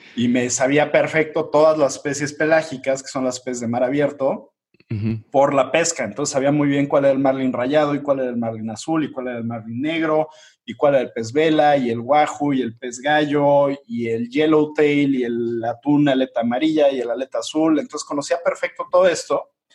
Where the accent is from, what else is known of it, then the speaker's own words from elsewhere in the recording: Mexico City, Mexico; Yo soy de, Ciudad de México